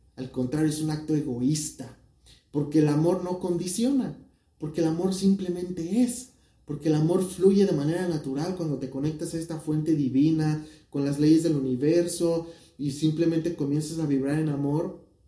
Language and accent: Spanish; Mexico; México, de donde yo soy